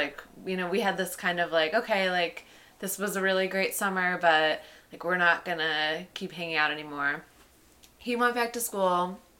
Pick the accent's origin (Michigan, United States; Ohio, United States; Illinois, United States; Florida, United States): Illinois, United States; Chicago; moved away as an adult; now in New York, United States; I'm from Chicago, so a lot of people from my graduating high school class went to U of I.